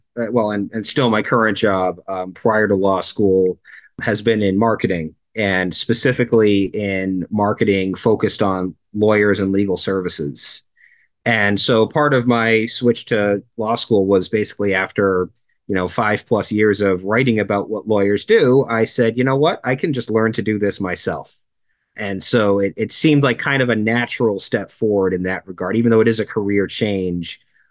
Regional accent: Cape Cod, Massachusetts, United States; moved away as an adult; also born or lived in Northern Connecticut; I'm originally from Cape Cod

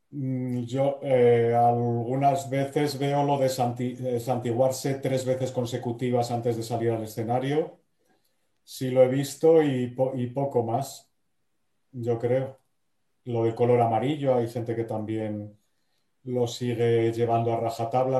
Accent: Salamanca, Castile and León, Spain; moved away as an adult; now in Madrid, Spain; yo no soy de Bilbao, pero soy de Salamanca, que es casi lo mismo.

